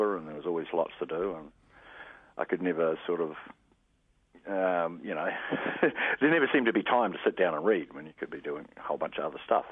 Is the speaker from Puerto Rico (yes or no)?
no; Motueka Valley, Tasman, New Zealand; now in Christchurch, New Zealand; I was brought up in the Motueka Valley